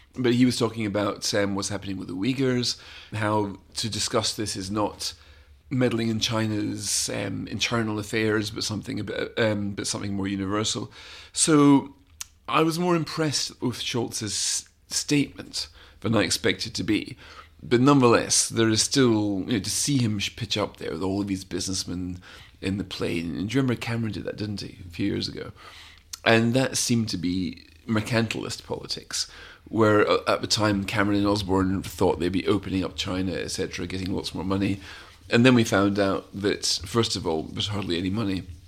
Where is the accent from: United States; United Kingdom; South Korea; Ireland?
United Kingdom; Scotland; now in London, United Kingdom; I've always felt as a Scot